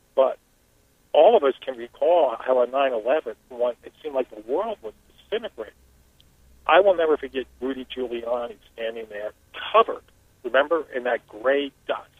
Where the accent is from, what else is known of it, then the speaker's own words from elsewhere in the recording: Black Mountain, North Carolina, United States; my hometown of Black Mountain